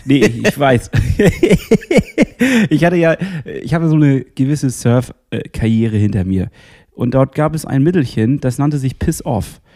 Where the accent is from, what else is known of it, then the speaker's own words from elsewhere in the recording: Northern Germany, Germany; als Norddeutscher